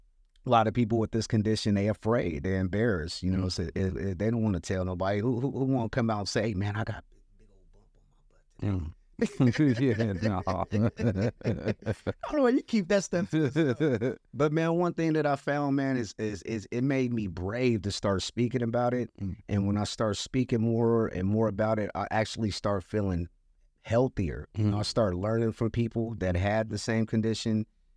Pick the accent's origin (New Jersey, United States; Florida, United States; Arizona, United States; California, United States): California, United States; Santa Monica; I grew up in Santa Monica, California. We had the beach right there. We walked to the beach. I mean, my high school was two blocks away from the beach.